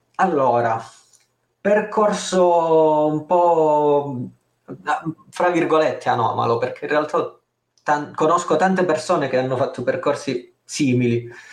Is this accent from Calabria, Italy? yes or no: yes; Calabria, Italy; io sono calabrese se non si fosse capito dal mio accento svedese